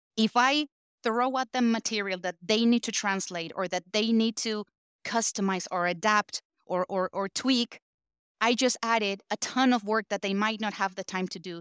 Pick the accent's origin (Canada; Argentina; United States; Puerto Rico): Argentina; I was born and raised in Argentina